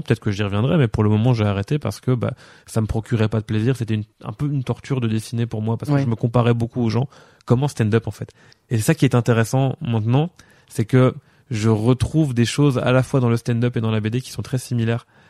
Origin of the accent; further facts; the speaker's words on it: La Louvière, Wallonia, Belgium; also born or lived in Péronnes-lez-Binche; je suis né à La Louvière euh, le 19 juin 1985. Euh, j'ai habité à perronne les binches